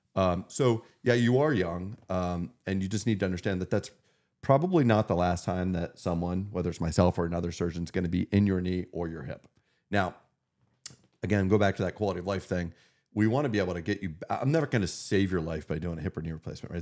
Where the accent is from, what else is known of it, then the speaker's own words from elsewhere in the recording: Meadville, Pennsylvania, United States; now in Erie, United States; my hometown community